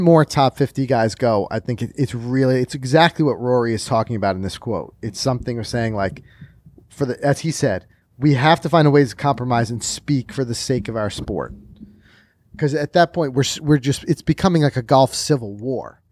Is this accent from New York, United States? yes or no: yes; New York, United States; us New Yorkers.